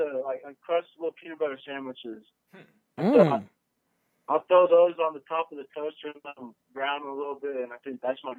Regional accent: Littleton, Colorado, United States; Littleton, Colorado. It's just a little suburb south.

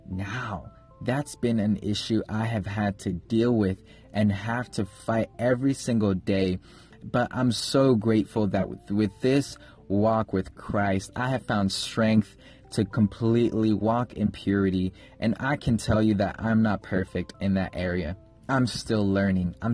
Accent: Kenya; I was born and raised in Kenya. I lived in Kenya for 9 years

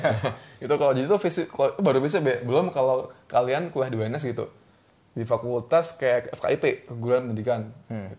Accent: Surakarta, Central Java, Indonesia; moved away as an adult; also born or lived in Jakarta; kecil di Solo

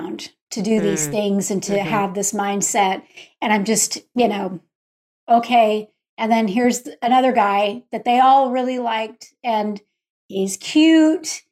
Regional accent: Texas, United States; moved away as an adult; also born or lived in Utah; I grew up in Texas, but all of my family, the hundreds and plus cousins, they're all in Utah

